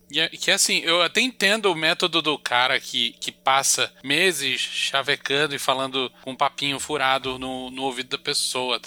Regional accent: Brazil; somos brasileiros

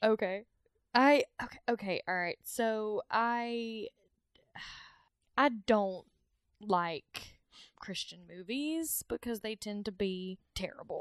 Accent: the South, United States; I grew up in the South.

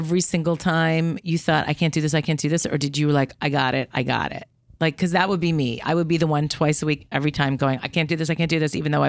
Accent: Chicago, Illinois, United States; Right. I mean, for growing up in Chicago.

